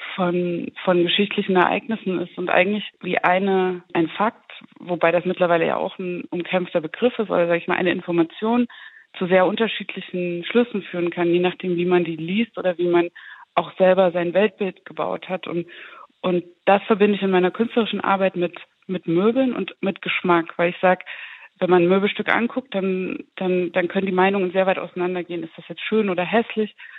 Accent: the area between Zwickau and Schneeberg, Saxony, Germany; ich bin ja aus Sachsen, ich bin aus der Region zwischen Zwickau und Schneeberg

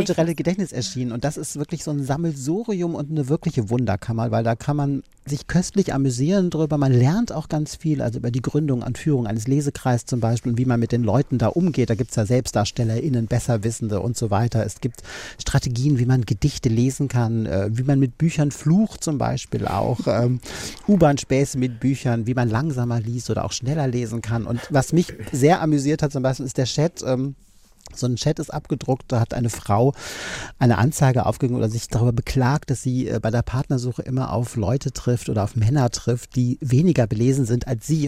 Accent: Düsseldorf, North Rhine-Westphalia, Germany; moved away; Ich bin ursprünglich aus Düsseldorf

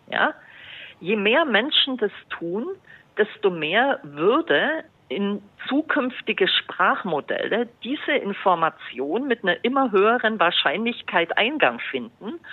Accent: Bavaria, Germany; Also ein findiger äh, Journalist hier aus meiner Heimat hat äh, zum Beispiel ChatGPT gefragt, nenne fünf berühmte Franken.

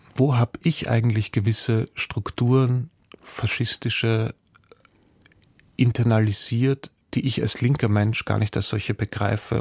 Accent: Austria; mir als Österreicher

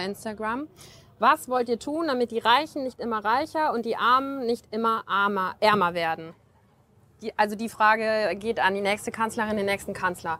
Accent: North Rhine-Westphalia, Germany; also born or lived in Bonn; ich komme aus NRW

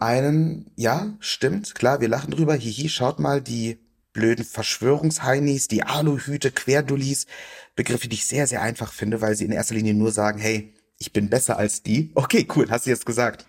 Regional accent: Germany; Ich bin aufgewachsen in Deutschland

